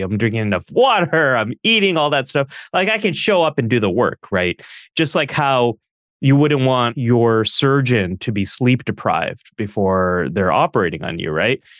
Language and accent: English; Northern California, United States; I grew up here where I live now, which is Northern California. I was born and raised in the early eighties.